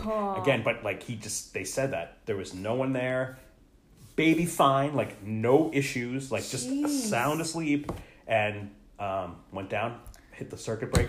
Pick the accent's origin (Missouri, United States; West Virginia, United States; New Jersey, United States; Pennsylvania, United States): New Jersey, United States; when we grew up in Jersey